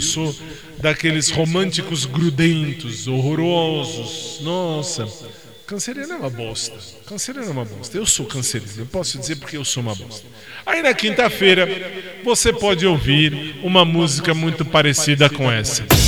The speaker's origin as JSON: {"language": "Portuguese", "country": "Brazil", "said": "Eu sou brasileiro"}